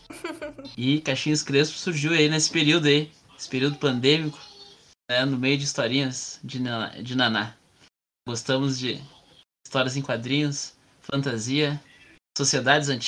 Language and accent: Portuguese; Rio Grande do Sul, Brazil; Eu sou gaúcho, colorado, negro, pai de duas cria, professor de história